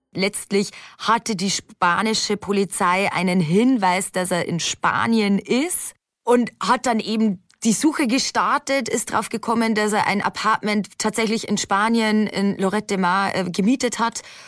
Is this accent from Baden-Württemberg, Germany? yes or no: no; Lower Bavaria, Germany; bei uns in Niederbayern